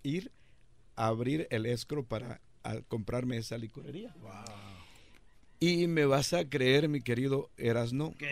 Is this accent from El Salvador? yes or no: yes; El Salvador; moved away as an adult; Yo llegué de El Salvador en 1981, eh, en medio del enorme conflicto que teníamos en El Salvador